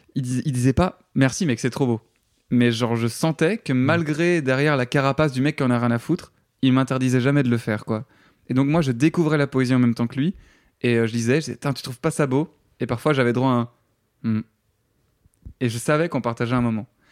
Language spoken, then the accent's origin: French; Namur, Wallonia, Belgium; moved away; also born or lived in Paris, France; en tant que Belge, tu quittes ton pays